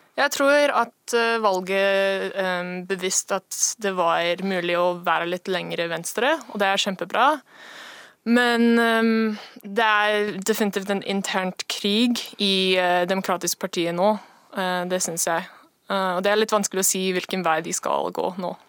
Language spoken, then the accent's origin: Norwegian; Seattle, Washington, United States; Norwegian is a second language; moved away as an adult; now in Norway; Jeg kommer fra USA, Washington, Seattle.